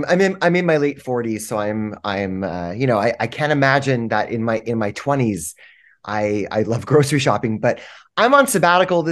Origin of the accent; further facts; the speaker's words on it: Canada; moved away as an adult; now in New York City, United States; I'm from Canada originally, and I've been living in the United States for 14 years.